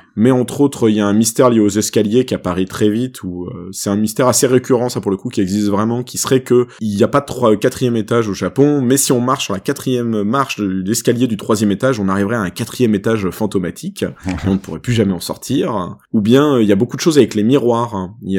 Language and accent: French; France; chez nous en France